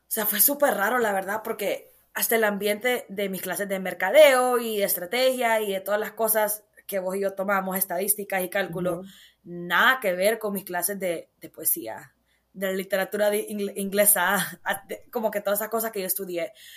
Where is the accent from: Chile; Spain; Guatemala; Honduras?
Honduras; moved away as an adult; Yo crecí en Honduras. Me preguntan de dónde soy, yo digo soy hondureña, orgullosamente catracha.